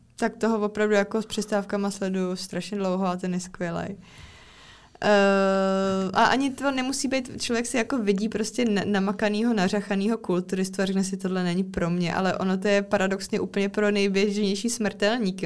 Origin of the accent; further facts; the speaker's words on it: Czechia; u nás v České republice